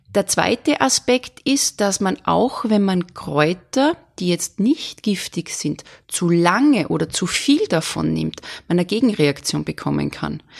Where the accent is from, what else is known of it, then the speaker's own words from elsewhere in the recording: Salzburg, Austria; ich bin Salzburgerin